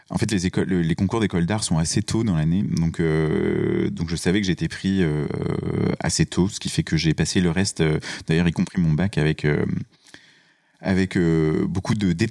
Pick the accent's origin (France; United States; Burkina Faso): France; Auvergne-Rhône-Alpes; moved away; also born or lived in Colmar; suis né à Colmar, ça c'est important. Ça n'est pas l'Auvergne. Et ensuite, j'ai grandi en Auvergne.